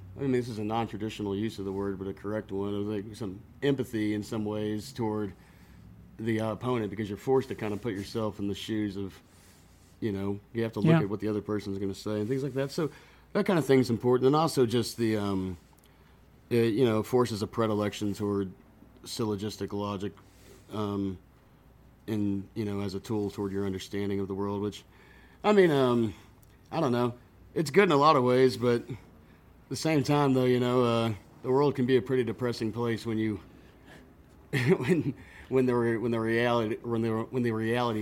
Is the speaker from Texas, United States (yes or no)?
yes; Buda, Texas, United States; I grew up in Buda